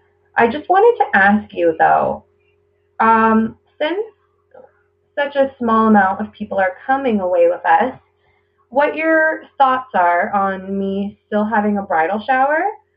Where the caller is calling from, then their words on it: Ontario, Canada; I am a listener from Ontario, Canada.